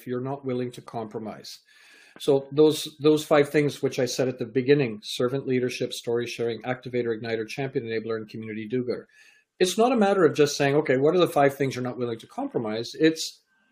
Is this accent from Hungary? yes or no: no; Canada; also born or lived in England; I was born in England, raised in Canada.